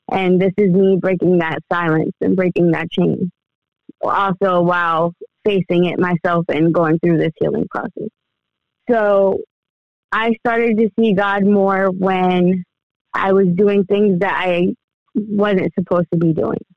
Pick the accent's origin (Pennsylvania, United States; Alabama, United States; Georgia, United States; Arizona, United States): Pennsylvania, United States; Allentown; also born or lived in Uniontown; I was born in Allentown, uh, raised in Allentown, and moved around a lot. I lived in Uniontown over between Pittsburgh and Maryland for a little bit.